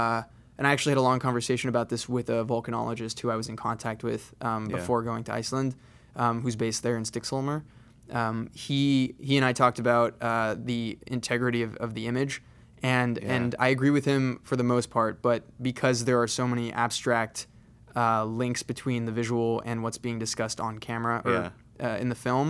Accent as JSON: {"language": "English", "town": "San Diego", "region": "California", "country": "United States", "tie": "born or raised there", "said": "So I moved to Los Angeles. I grew up in San Diego, so it's not too far from home."}